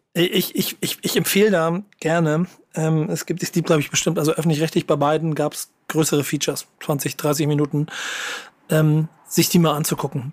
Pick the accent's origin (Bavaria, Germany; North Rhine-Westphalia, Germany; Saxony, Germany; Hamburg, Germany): Hamburg, Germany; ich als Hamburger